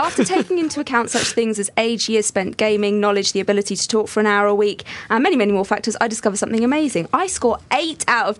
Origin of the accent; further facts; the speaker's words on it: Yorkshire and the Humber, United Kingdom; I must warn you that as a Yorkshireman, I have a very costly flat cap addiction and 17 whippets to feed.